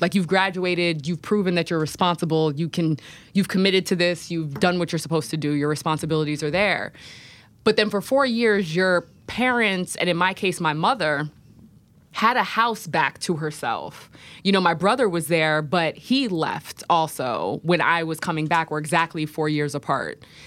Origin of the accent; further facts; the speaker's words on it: Poughkeepsie, New York, United States; I grew up in Poughkeepsie.